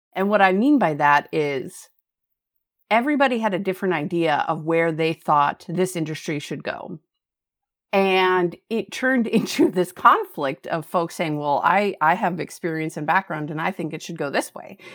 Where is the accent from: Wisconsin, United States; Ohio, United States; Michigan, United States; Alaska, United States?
Alaska, United States; Fairbanks; now in Anchorage, United States; I grew up in Fairbanks, which is an Arctic desert